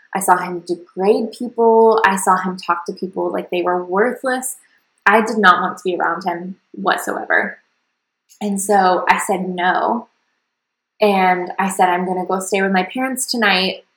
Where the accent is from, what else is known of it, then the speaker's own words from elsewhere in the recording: the South, United States; what people in my hometown did, which was typically, you know, sports, go to college, get a nine to five, have babies, that kind of like really basic Southern path